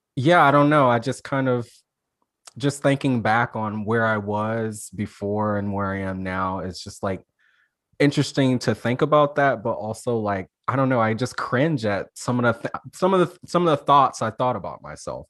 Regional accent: Alabama, United States; I'm from Alabama so like I always thought it was terrible growing up in Alabama

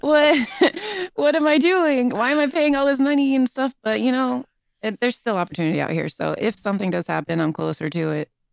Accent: St. Petersburg, Florida, United States; moved away as an adult; now in Southern California, United States; I'm from Saint Petersburg, Florida

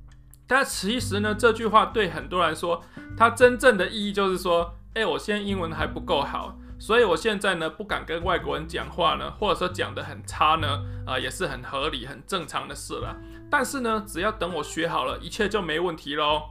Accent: Taichung, Taiwan; 例如说，我是台中人嘛，哈。那我读高中的时候呢，从来都不知道台大长什么样子。

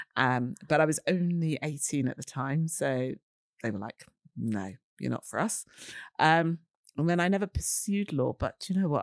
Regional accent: London, United Kingdom; I'm a girl from Shepherd's Bush, West London. I'm always proud of the West London bit.

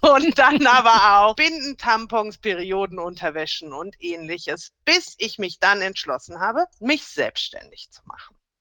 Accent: Rhineland, Germany; now in Bavaria, Germany; ich komme eigentlich gebürtig aus dem Rheinland. Und ich muss auch sagen, das ist für mich meine Heimat

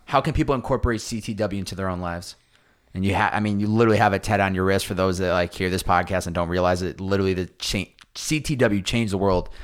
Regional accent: Boston, Massachusetts, United States; growing up in Boston

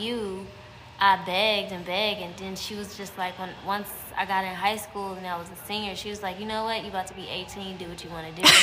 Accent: Cleveland, Ohio, United States; moved away as an adult; also born or lived in Texas; I'm from Cleveland, Ohio

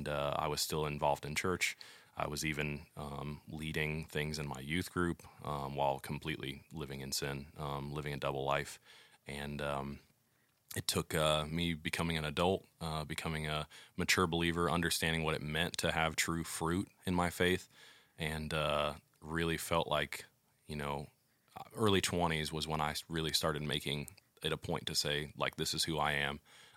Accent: St. Louis, Missouri, United States; Growing up, I grew up in St. Louis. I lived there for 20 years of my life.

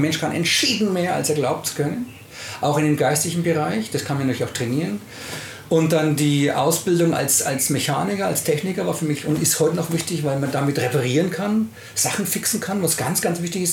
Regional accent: Nuremberg, Bavaria, Germany; wir kommen ja aus Nürnberg

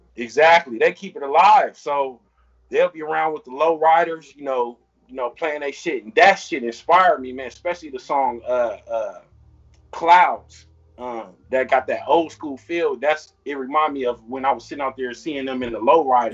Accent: Long Beach, California, United States; growing up in Long Beach

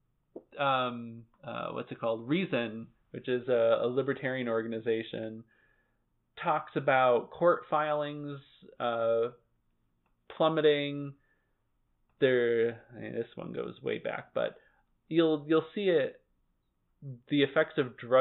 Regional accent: Lee, Massachusetts, United States; my hometown of Lee.

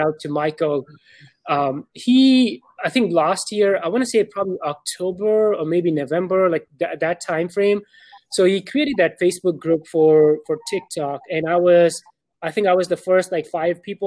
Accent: Pakistan; now in Dallas, United States; I'm born and raised in Pakistan. Right now, I live in Dallas, Texas.

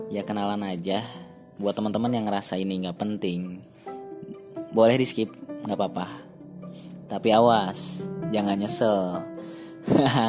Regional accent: Bandung, West Java, Indonesia; born there; Asal saya, saya lahir di Kota Kembang. Rumah saya di Kota Metropolitan, sekolah saya di kota santri

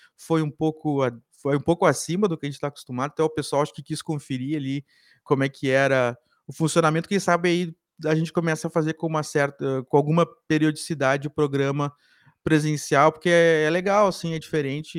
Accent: Cachoeira do Sul, Rio Grande do Sul, Brazil; now in Porto Alegre, Brazil; Eu sou de Cachoeira

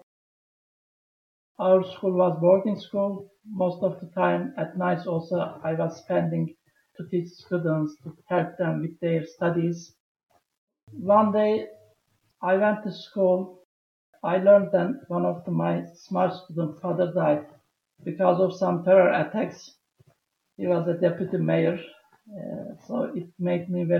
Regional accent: Turkey; moved away as an adult; also born or lived in Tajikistan; I am from Turkey.

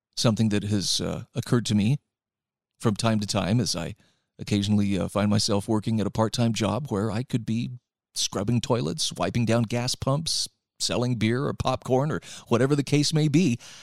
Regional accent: Utah, United States; my home state of Utah

